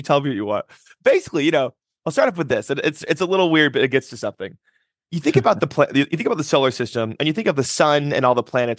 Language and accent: English; Nebraska, United States; I'm from Nebraska, which is a small state in the center of the country that no one's typically been to. I grew up overseas for a big part of my life.